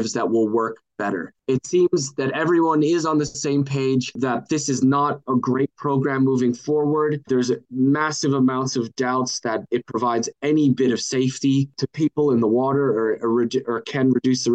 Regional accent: Minnesota, United States; moved away as an adult; also born or lived in California; now in Australia; I grew up in Minnesota in the United States

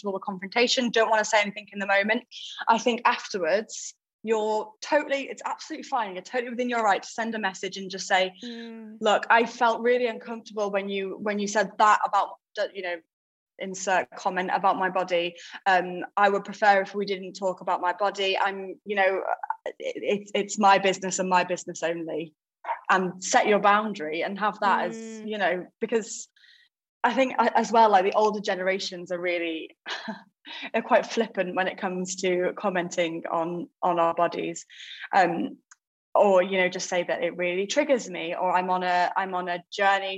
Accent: United Kingdom; we're British

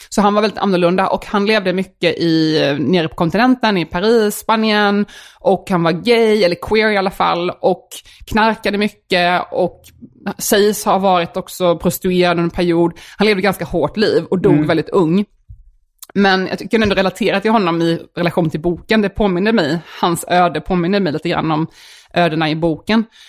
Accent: Värnamo, Jönköping County, Sweden; accent: Småland dialect; moved away; när jag växte upp i Värnamo

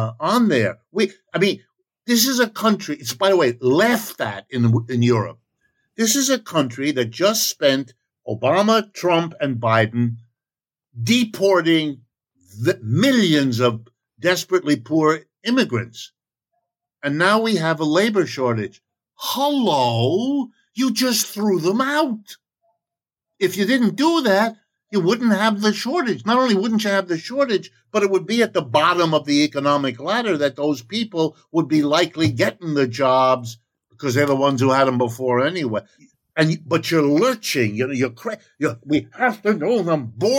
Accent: Ohio, United States; I was born in Ohio. I'm as American as you want

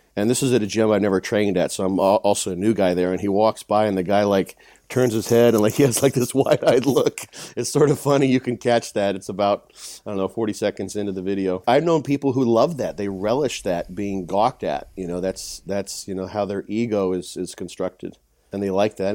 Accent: Illinois, United States; my hometown, in a small town in Illinois

